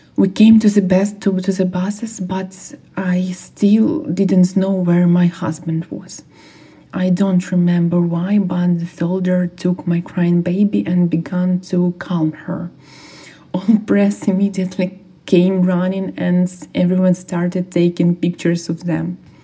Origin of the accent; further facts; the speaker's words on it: Irpin, Kyiv Oblast, Ukraine; I'm from Irpin.